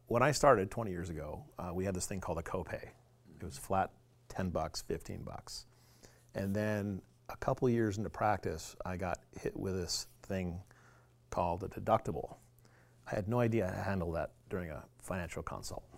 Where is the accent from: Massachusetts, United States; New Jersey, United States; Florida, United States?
Florida, United States; Clearwater, Tampa, Saint Petersburg; now in Alaska, United States; I'm actually originally from Florida